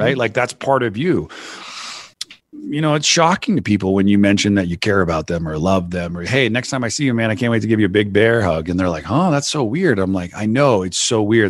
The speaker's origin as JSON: {"language": "English", "town": "Santa Cruz", "region": "California", "country": "United States", "tie": "born or raised there", "said": "I grew up in Santa Cruz, California"}